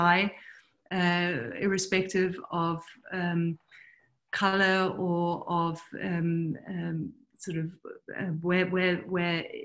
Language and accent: English; England, United Kingdom; also born or lived in Pakistan / New Delhi / Germany; I was born in Pakistan and then moved to London, or to England rather, at the age of 3.